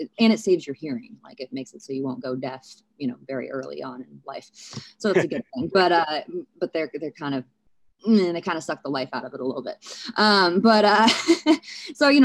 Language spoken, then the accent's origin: English; St. Louis, Missouri, United States; I was born in St. Louis